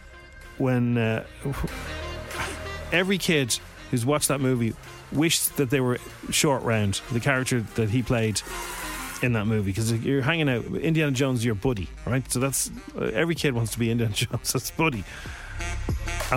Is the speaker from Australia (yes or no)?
no; Ireland; being Irish